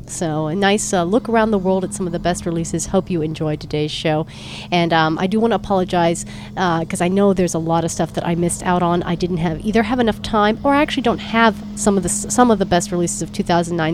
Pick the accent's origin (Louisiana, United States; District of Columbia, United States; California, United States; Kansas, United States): California, United States; San Francisco; San Francisco, my hometown